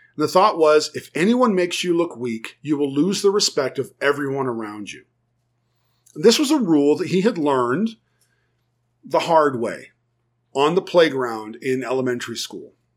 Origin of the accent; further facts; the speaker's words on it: United States; first language English; also born or lived in Germany; I was teaching other Americans how to speak German